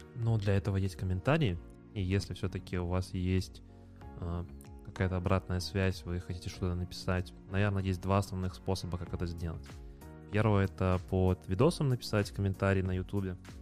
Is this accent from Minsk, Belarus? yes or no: yes; Minsk, Belarus; мы из Минска